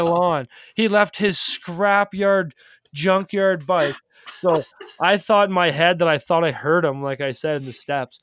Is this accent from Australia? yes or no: no; Calgary, Alberta, Canada; now in North Bay, Canada; I grew up in Calgary